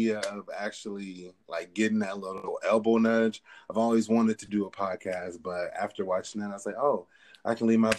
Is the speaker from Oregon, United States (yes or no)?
yes; Portland, Oregon, United States; moved away as an adult; also born or lived in Washington, District of Columbia, United States / Jacksonville, Florida / Memphis, Tennessee; now in New York, United States; I'm originally from Portland, Oregon